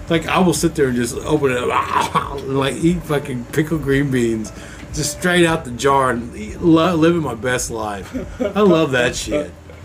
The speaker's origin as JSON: {"language": "English", "region": "Missouri", "country": "United States", "said": "I'm from Missouri."}